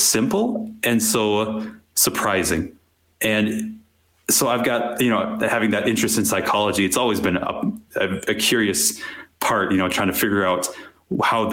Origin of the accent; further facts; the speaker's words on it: Wisconsin, United States; I grew up in Wisconsin in a fairly conservative family